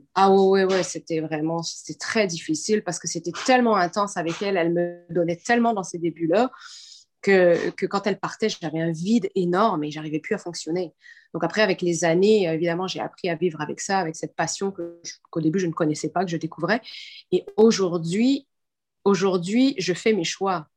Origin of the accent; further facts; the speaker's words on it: Quebec, Canada; je suis québécoise aussi